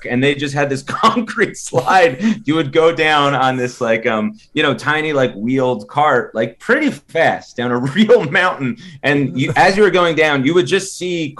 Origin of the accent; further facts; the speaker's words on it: New Jersey, United States; I'm from North Jersey, and like, we'd go to Action Park like once a summer.